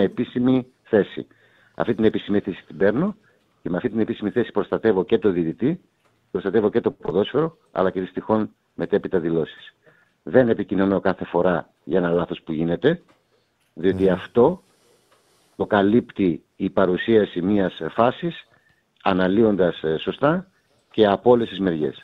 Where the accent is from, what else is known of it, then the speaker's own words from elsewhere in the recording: Greece; όταν εγώ πήγα πρώτη φορά ως Έλληνας διαιτητής